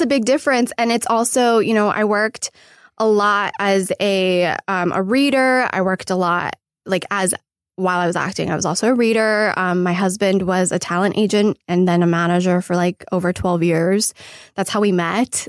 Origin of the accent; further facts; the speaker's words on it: Irvine, California, United States; moved away as an adult; also born or lived in New York; now in Los Angeles, United States; I'm originally from Irvine, California. Uh, Orange County